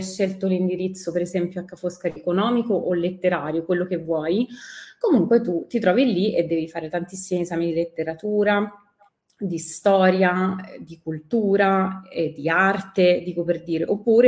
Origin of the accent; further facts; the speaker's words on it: Rome, Lazio, Italy; first language Italian; sono partita da Roma, che è la mia città